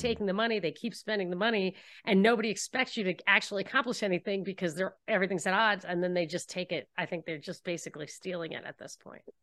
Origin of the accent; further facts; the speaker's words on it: New York, United States; moved away as an adult; also born or lived in Texas; I grew up in New York